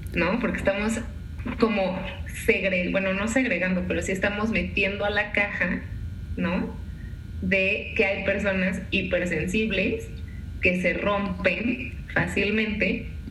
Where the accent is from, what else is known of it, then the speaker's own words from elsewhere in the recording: Mexico; tú y yo como mexicanos